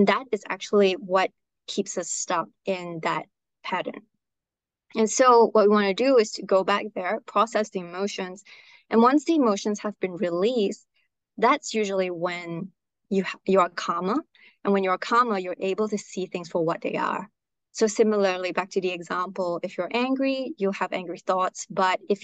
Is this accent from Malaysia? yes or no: yes; Malaysia; moved away as an adult; also born or lived in Australia; I'm originally from Malaysia, but I went to Australia for uni